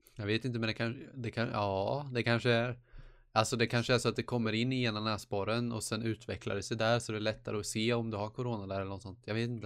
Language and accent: Swedish; Småland, Sweden; Jag är smålänning själv